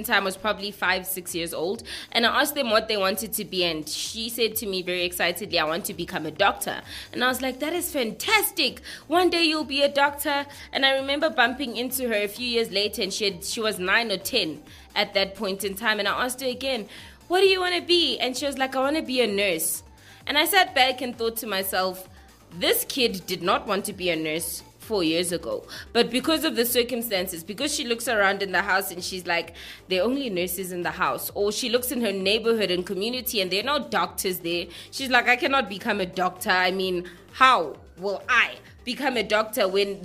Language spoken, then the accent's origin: English; South Africa; I'm from South Africa